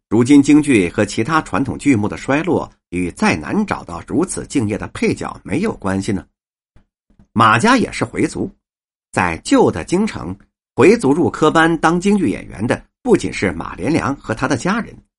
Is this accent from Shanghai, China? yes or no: no; Beijing, China; 反正我们是北京人，我爷爷那会儿就在平德门那儿，开茶馆儿